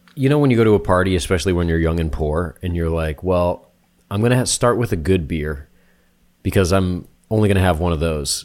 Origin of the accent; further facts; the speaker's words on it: New Hampshire, United States; moved away; I'm from New Hampshire